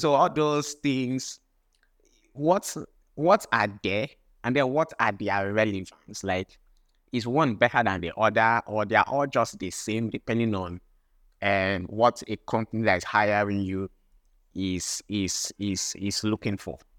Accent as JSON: {"language": "English", "region": "Akwa Ibom", "country": "Nigeria", "said": "I'm from Akwa Ibom State as well."}